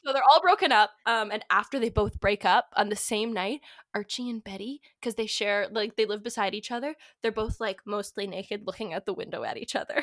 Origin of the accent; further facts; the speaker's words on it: Kitchener, Ontario, Canada; I was born in Little Kitchener, Ontario.